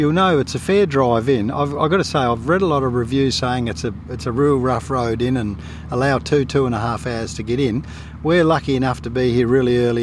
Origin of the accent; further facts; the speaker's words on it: South Australia, Australia; being a fellow crow eater